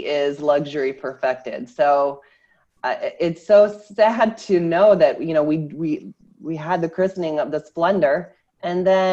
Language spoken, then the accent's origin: English; Iowa, United States; moved away; I am originally from Iowa, Midwestern girl from a very small town of 500 people